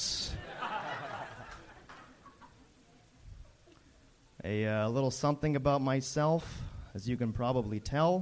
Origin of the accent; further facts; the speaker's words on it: Montreal, Quebec, Canada; first language French; English is a second language; moved away; I'm from Montreal